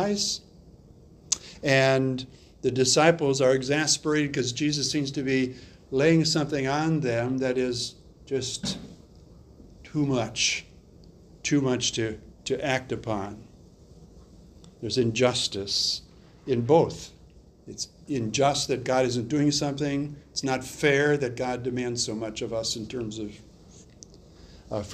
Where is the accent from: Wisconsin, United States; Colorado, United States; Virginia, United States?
Wisconsin, United States; I grew up in Wisconsin, and we had a pond near us